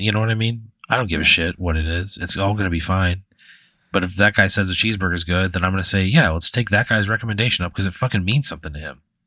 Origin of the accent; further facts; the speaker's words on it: Dupo, Illinois, United States; moved away; I'm probably never going back to my hometown. I'm probably never going back to Dupo